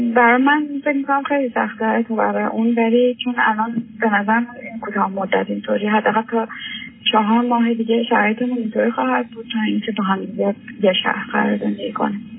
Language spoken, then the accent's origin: Persian; Iran; moved away as an adult; now in Europe; من هشت ساله که از ایران اومدم و 18 ساله هم بود که از ایران اومدم و الان تو اروپا زندگی میکنم